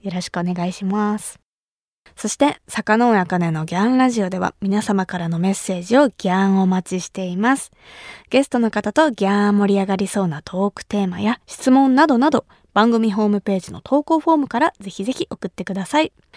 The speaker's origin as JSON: {"language": "Japanese", "region": "Kumamoto", "country": "Japan", "tie": "born or raised there", "said": "私が生まれ育った熊本"}